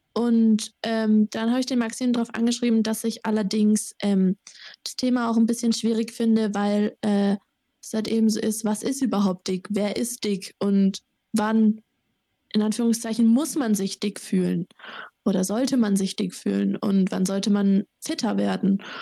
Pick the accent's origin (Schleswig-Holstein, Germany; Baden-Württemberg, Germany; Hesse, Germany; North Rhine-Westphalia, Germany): Baden-Württemberg, Germany; Sandhausen; moved away as an adult; now in Erlangen, Germany; ich komme auch aus Sandhausen, Heidelberg